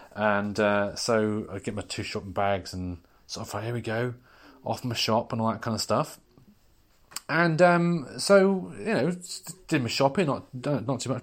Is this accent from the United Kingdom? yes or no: yes; United Kingdom